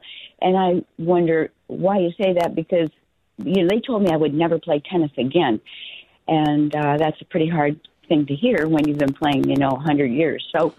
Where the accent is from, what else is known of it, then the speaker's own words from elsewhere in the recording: Palm Springs, California, United States; Palm Springs.